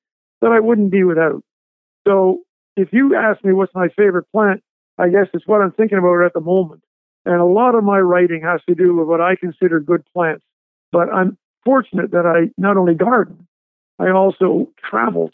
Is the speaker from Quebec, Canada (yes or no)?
yes; Montreal, Quebec, Canada; now in Athens, Georgia, United States; my home, my original home was Montreal. Okay. So I'm a Canadian